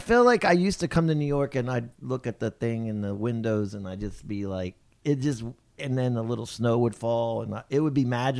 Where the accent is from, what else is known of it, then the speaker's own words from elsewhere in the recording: Japan; We grew up in Japan, so my parents...